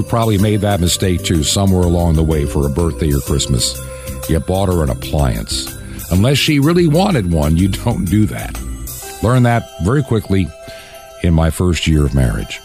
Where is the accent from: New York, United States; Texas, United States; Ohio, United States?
New York, United States; Long Island; growing up on Long Island in New York